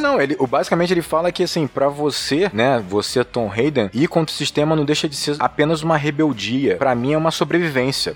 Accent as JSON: {"language": "Portuguese", "country": "Brazil", "said": "como brasileiros"}